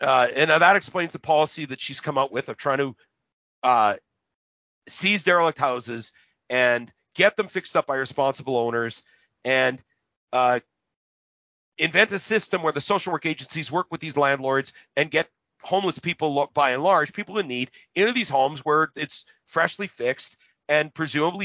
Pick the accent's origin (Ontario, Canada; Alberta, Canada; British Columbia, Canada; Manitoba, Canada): Manitoba, Canada; Winnipeg; I came from the North End